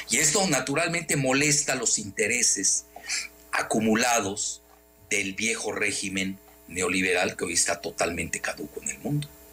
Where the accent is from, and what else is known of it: Mexico